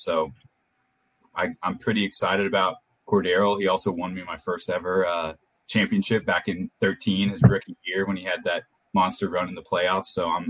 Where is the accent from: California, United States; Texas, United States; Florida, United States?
Texas, United States; Houston; I'm from Houston.